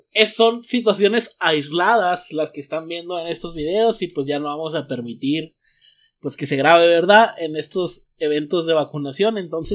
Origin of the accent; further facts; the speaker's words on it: Mexico; now in United States; soy mexicano